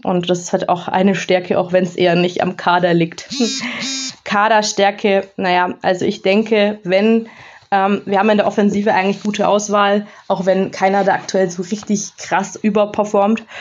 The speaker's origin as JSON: {"language": "German", "town": "Augsburg", "region": "Bavaria", "country": "Germany", "tie": "born or raised there", "also_born_or_lived": "North Rhine-Westphalia (near Bielefeld)", "moved": "as an adult", "lives_now": "North Rhine-Westphalia, Germany", "said": "Ich bin gebürtige Augsburgerin, lebe aber seit einigen Jahren in NRW, in der Nähe von Bielefeld"}